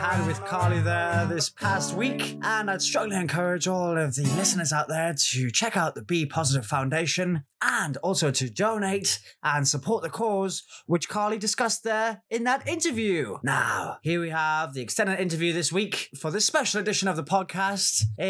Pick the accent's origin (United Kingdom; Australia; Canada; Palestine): United Kingdom; I'm coming in here as a British guy. My role is to explore the whole summer camp tradition, which we don't really have too much in the UK